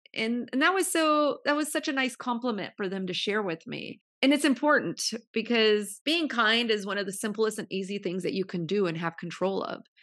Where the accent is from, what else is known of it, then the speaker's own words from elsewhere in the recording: Modesto, California, United States; moved away as an adult; now in Pasadena, United States; I was born and raised in the Central Valley of Modesto, California